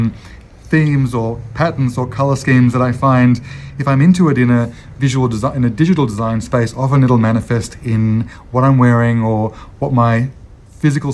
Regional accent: Melbourne, Victoria, Australia; I'm from Melbourne

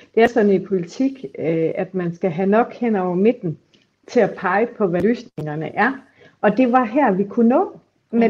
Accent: Aarhus, Central Denmark Region, Denmark; i Aarhus, hvor jeg kommer fra

